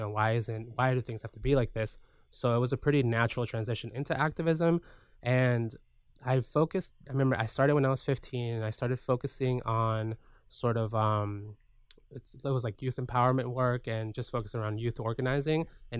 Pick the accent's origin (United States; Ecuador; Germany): Ecuador; Guayaquil, Guayas; So I like being reminded of, you know, where I come from Guayaquil.